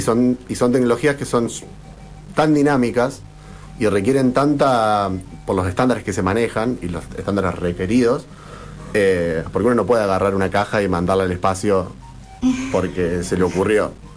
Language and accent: Spanish; Argentina; somos todos ciudadanos argentinos